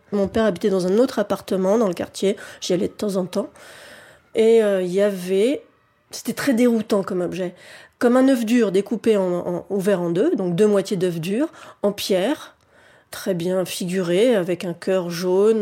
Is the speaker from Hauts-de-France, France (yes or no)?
no; Paris, Île-de-France, France; j'ai grandi à Paris, que c'est mon habitat naturel